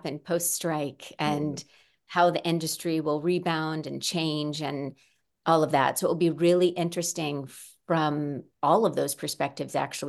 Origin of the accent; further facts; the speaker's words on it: Midwest, United States; I come initially from the Midwest, though I've lived in California for a long time now.